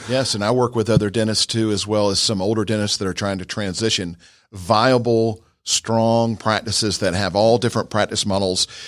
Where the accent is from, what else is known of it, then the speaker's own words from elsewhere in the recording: Georgia, United States; I'm from, uh, about fifteen miles from right here. I grew up on a horse farm right around the corner